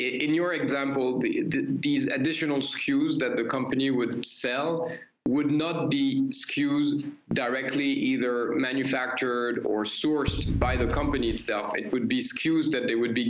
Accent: Paris, Île-de-France, France; You know, I'm French. I come from Paris.

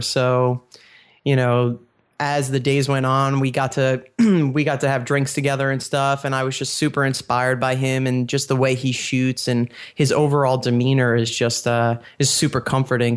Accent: New York, United States; now in Pennsylvania, United States; I was born and raised in New York

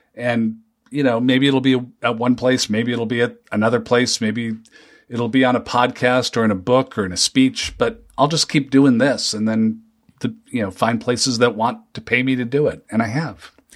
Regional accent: Seattle, Washington, United States; moved away as an adult; now in Minnesota, United States; I grew up in the Seattle area.

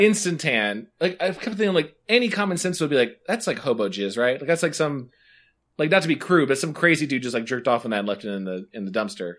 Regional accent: Indiana, United States; I'm from Indiana

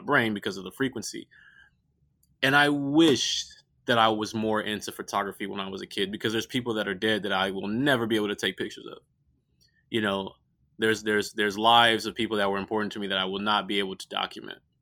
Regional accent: Richmond, California, United States; I grew up in Richmond, California

